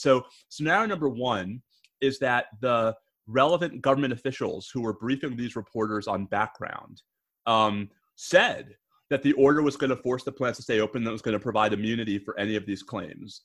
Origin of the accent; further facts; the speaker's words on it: New York, United States; now in Austin, United States; my home state of New York